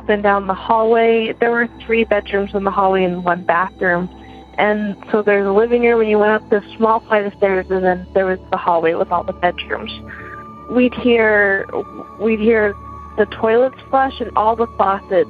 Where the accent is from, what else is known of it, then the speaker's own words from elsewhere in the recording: Utah, United States; moved away as an adult; now in Connecticut, United States; I'm from Utah, but currently living in Connecticut while I attend grad school